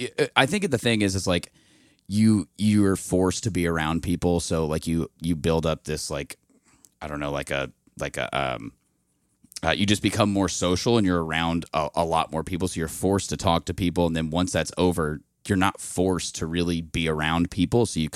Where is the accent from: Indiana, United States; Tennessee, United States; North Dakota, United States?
Indiana, United States; Indianapolis; Yes, I'm from the west side of Indianapolis. I went to high school. I went to Ben Davis.